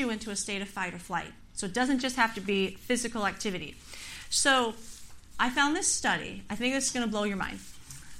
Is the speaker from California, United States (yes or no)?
yes; California, United States; I'm born and raised in California